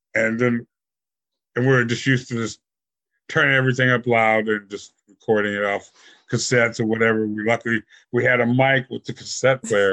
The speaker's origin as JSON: {"language": "English", "region": "Virginia", "country": "United States", "said": "we came from Virginia"}